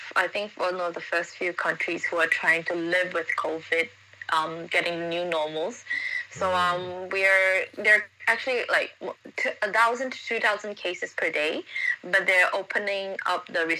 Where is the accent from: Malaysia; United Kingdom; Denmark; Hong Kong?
Hong Kong; moved away as an adult; now in Singapore; my hometown, Hong Kong